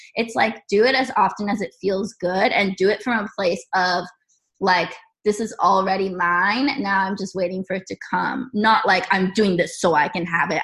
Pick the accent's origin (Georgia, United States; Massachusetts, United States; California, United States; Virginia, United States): California, United States; San Diego; moved away as an adult; now in Columbus, United States; I am originally from California. I'm a California girl, and right now I'm currently living in Columbus, Ohio